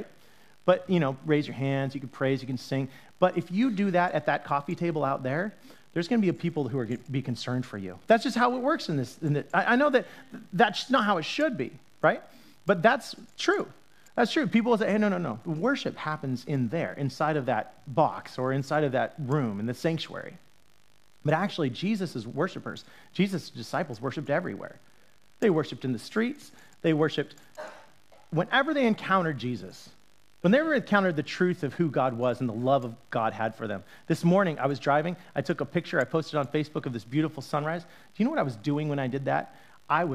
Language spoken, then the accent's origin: English; Utah, United States; I grew up in Utah